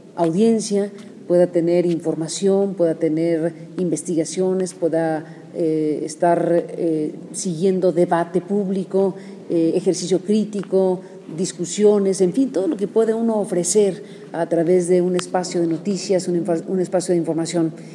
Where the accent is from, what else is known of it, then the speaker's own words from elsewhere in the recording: Mexico; o como mexicana o parte de esta sociedad